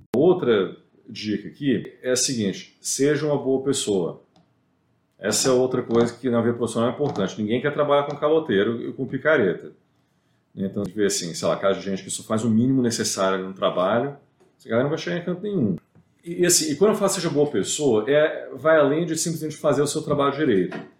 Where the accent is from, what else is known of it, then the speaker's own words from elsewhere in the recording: Brazil; moved away; sou brasileiro